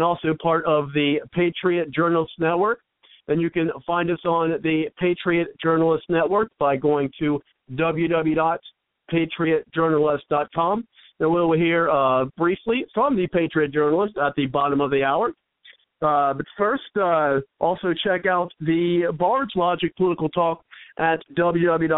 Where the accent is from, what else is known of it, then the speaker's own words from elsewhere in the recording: Cincinnati, Ohio, United States; moved away; I'm from Cincinnati, but I don't live there now